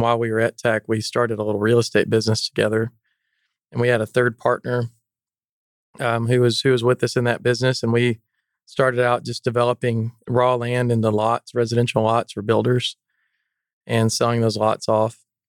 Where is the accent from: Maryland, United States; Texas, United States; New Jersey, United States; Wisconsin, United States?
Texas, United States; Canyon; I grew up in the Texas Panhandle in Canyon, Texas.